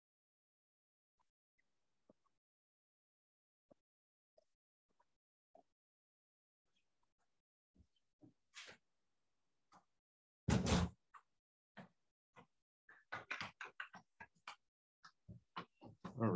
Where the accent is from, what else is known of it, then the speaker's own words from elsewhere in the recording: the Northwest, Pacific Northwest, United States; we're like from the Northwest